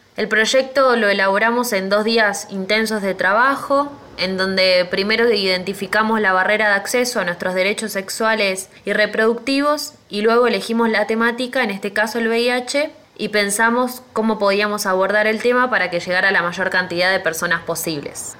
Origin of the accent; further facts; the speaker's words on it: Tandil, Buenos Aires Province, Argentina; soy de Tandil